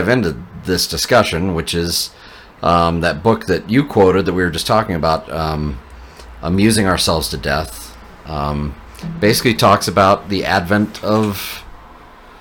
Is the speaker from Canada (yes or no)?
no; Bountiful, Utah, United States; also born or lived in Colorado; Grew up in Bountiful, Centerville area. Went to Viewmont High School. And yeah, local here in Utah